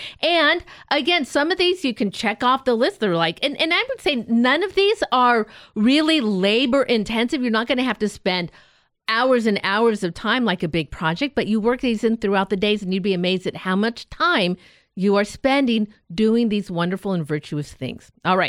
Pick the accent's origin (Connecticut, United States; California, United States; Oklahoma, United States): California, United States; Escondido; I want to be from Independence. I'm not. I'm from Escondido.